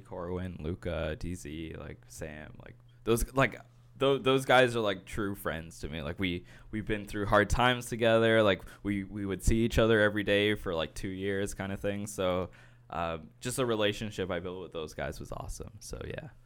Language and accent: English; Brampton, Ontario, Canada; I grew up in Brampton, we would kinda go downtown to the city